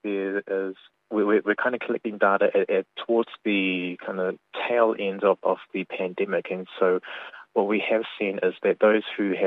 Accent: New Zealand; now in Cook Islands; I'm born and raised in New Zealand

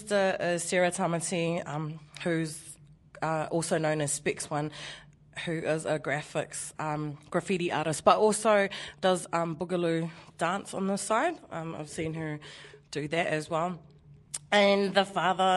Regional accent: Porirua, Wellington, New Zealand; I grew up in Porero P-Town

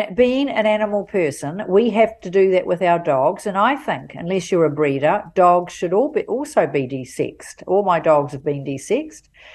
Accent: Auckland, New Zealand; I'm from Auckland. Love Auckland. Always been here most of the time

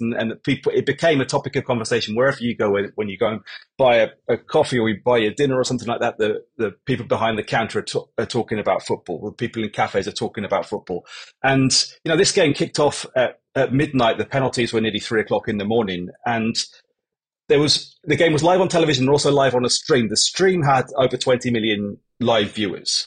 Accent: England, United Kingdom; moved away as an adult; now in Japan; I spent 40% of my life, I suppose, now in Japan, but I am English

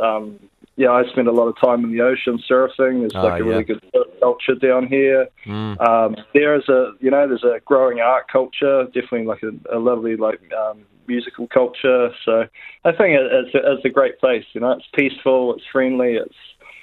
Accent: Invercargill, Southland, New Zealand; I'm born and raised in Invercargill

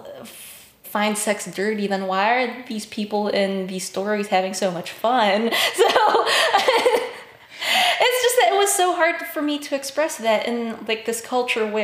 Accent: Baguio, Cordillera Administrative Region, Philippines; My hometown is called Baguio. It's very different from the rest of the Philippines

